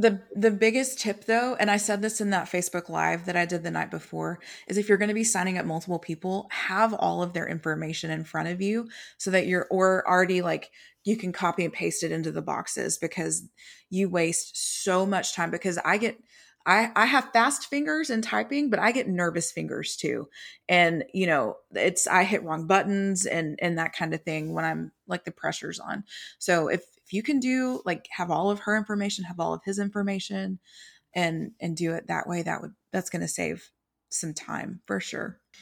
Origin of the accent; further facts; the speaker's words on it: Texas, United States; I'm from Texas.